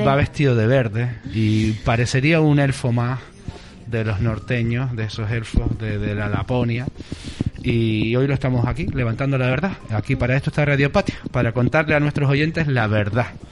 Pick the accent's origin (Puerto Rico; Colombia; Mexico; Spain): Spain; La Palma, Canary Islands; moved away; Yo como soy de La Palma voy a pasar la Navidad en La Palma.